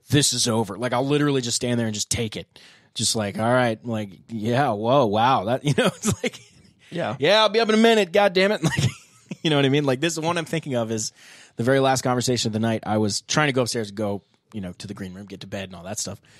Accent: Vietnam; born there; So I was born back in Vietnam.

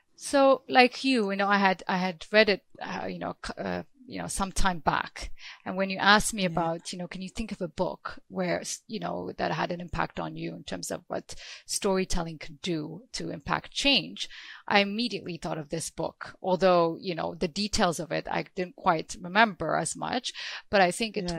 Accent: Ethiopia; I'm from Ethiopia

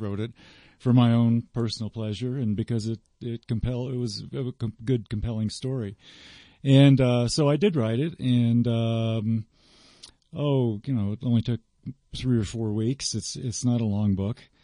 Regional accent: South Florida, United States; I grew up in South Florida

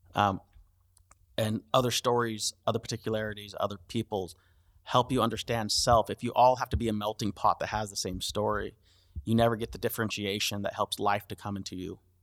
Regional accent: United States; Yes, I'm American. Yes, I'm a few generations in.

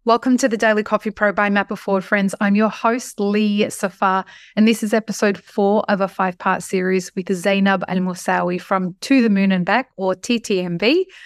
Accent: Australia; as an Australian

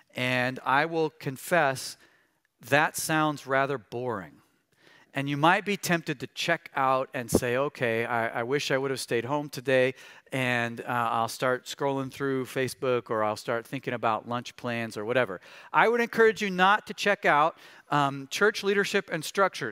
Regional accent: Missouri, United States; I grew up in Missouri

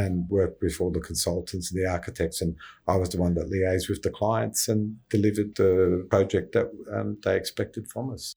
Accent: Cronulla, New South Wales, Australia; also born or lived in Sylvania; Born and bred in the Sutherland Shire and grew up in Sylvania and moved to Cronulla

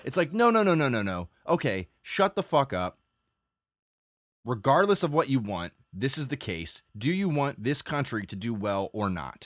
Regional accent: United States

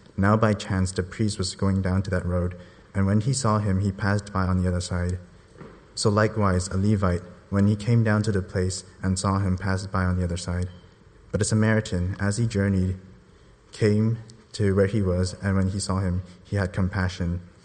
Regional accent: Hong Kong; moved away as an adult; I immigrated here from Hong Kong about eight years ago

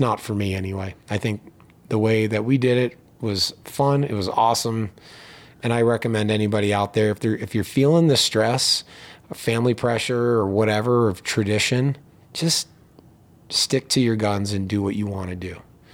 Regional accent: East Coast, United States; Yeah, I grew up on the East Coast and went to school in the Midwest.

